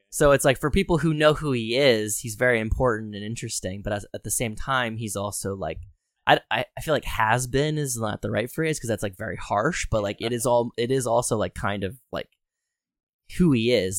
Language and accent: English; Harrisburg, Pennsylvania, United States; born or raised there